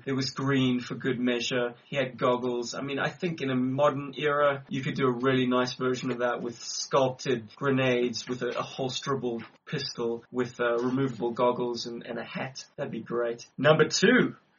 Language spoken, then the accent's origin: English; Johannesburg, Gauteng, South Africa; we are from Johannesburg, we're in South Africa. It's rather unique being South African G.I. Joe collectors.